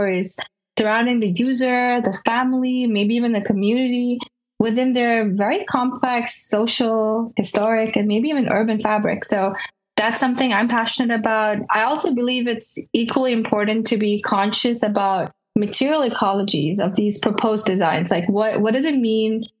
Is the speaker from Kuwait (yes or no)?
yes; Kuwait; moved away; also born or lived in Kerala, India; I'm a designer born and raised in the Middle East, Kuwait to be specific, and originally from Kerala, India.